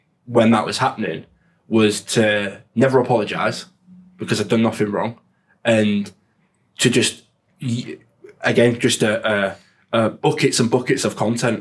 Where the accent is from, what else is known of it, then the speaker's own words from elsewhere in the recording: Hull, Yorkshire and the Humber, United Kingdom; I'm from Hull.